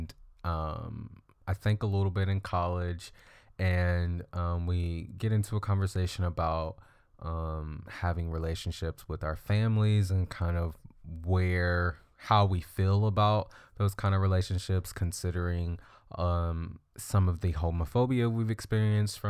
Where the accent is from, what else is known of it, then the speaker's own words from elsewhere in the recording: Bradenton, Florida, United States; I grew up in Florida, Bradenton, Florida